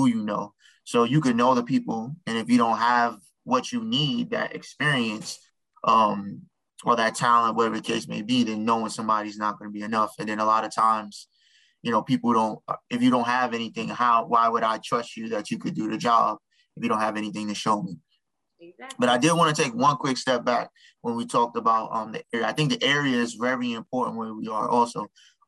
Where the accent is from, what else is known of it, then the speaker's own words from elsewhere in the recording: New York, United States; I'm from New York